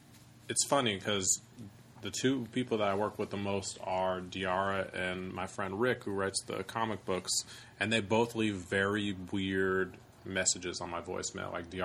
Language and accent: English; California, United States; Even though it sounds like I'm from Alabama or Kentucky or whatever, I grew up, like, an hour north of San Francisco.